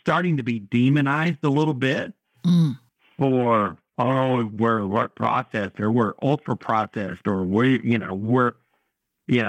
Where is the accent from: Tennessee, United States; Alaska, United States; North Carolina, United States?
North Carolina, United States; I'm from North Carolina